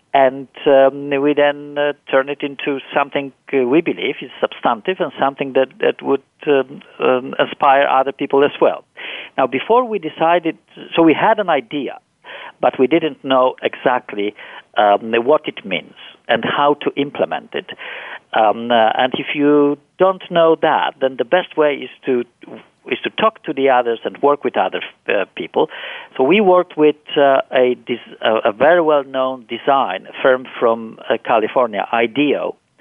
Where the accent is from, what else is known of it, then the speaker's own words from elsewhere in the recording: Poland; moved away; I was born and raised in Poland